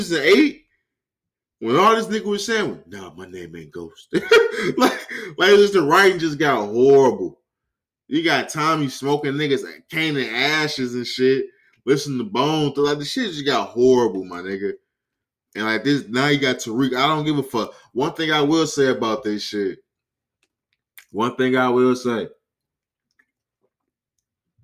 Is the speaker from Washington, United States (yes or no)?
no; California, United States; I'm from Cali.